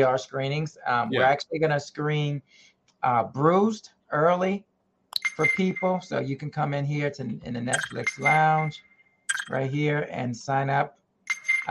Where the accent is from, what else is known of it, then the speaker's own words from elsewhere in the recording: New York, United States; we are from New York